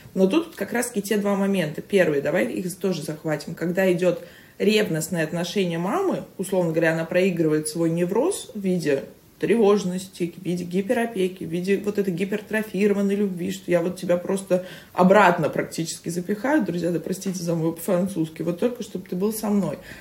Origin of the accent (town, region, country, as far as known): Saint Petersburg, Russia; moved away as an adult; now in Moscow, Russia